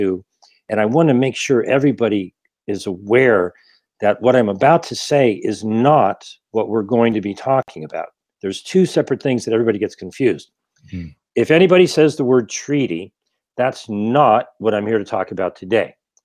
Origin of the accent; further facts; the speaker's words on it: Ohio, United States; also born or lived in Rhode Island; now in Glendale, United States; I currently live in Glendale, and I grew up in Ohio, moved to Rhode Island, came out here in 96